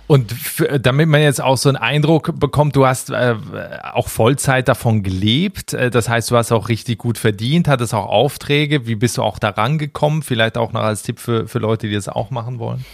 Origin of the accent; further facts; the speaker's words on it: Switzerland; ich komme aus der Schweiz